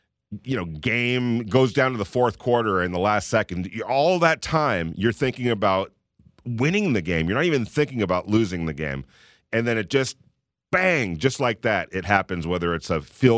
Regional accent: California, United States; moved away as an adult; now in Las Vegas, United States; I'm from California, so we don't have humidity

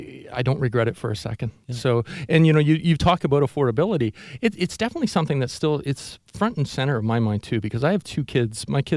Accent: Oshawa, Ontario, Canada; born there; I was. Yeah, I was born in Oshawa.

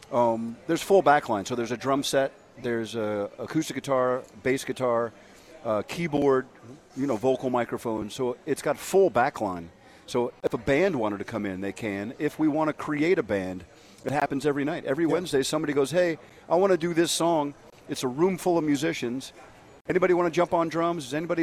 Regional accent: United States; Watching …, … tour as an American in England, and everybody in the stadium knew every word.

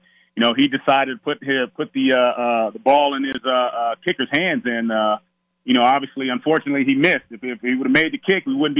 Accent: Palmdale, California, United States; growing up in Southern California

